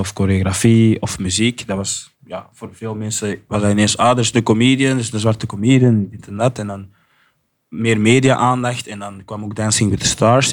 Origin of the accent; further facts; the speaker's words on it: Flanders, Belgium; accent: Flemish; ik ben Belgisch en Afrikaans opgevoed. En ik, weet van mezelf dat ik een goede Vlaams accent heb